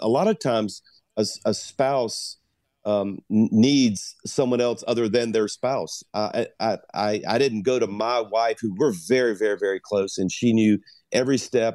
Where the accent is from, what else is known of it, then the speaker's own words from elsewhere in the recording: South Louisiana, United States; I'm a Cajun from South Louisiana